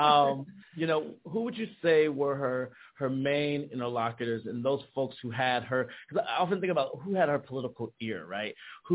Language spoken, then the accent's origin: English; Chicago, Illinois, United States; I'm from Chicago, so we say Terrell.